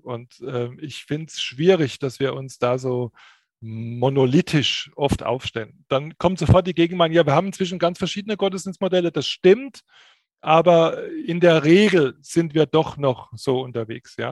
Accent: Pirmasens, Rhineland-Palatinate, Germany; Also ich persönlich bin in meiner Heimatstadt Pirmasens aufgewachsen

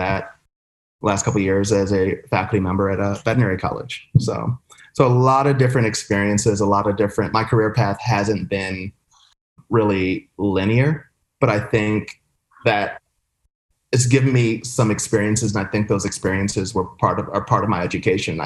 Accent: Baltimore, Maryland, United States; moved away as an adult; also born or lived in Pennsylvania / Molokai, Hawaii; I grew up in Baltimore, Maryland, in a city, predominantly African-American area

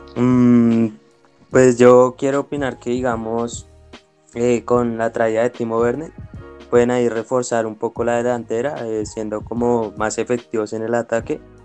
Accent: Bogotá, Colombia; yo nací acá en Bogotá

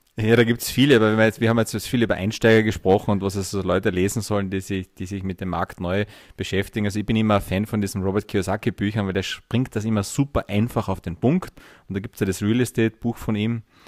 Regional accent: Carinthia, Austria; ich bin gebürtiger Kärntner, fünfundvierzig Jahre alt, Herzblutunternehmer und Investmentbanker

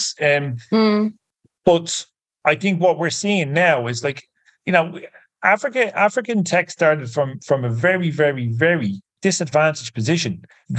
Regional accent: Ireland; I'm Irish

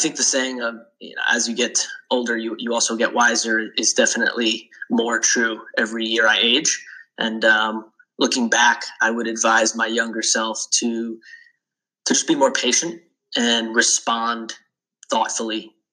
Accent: Long Island, New York, United States; moved away as an adult; also born or lived in Charlotte, North Carolina / Philadelphia; I grew up on Long Island. Being from New York, there is this sense of honor and loyalty

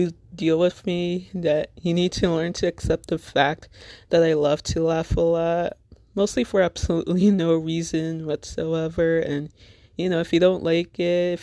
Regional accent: Little Ferry, New Jersey, United States; I'm from Little Ferry, New Jersey, which, if you're not familiar with, it's in Bergen County, neighboring town between Hackensack and Teaneck

